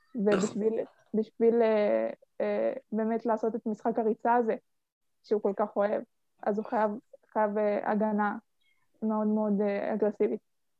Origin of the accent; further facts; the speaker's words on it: Petahia, Central District, Israel; אני בת 18, ממושב פתחיה, מהמרכז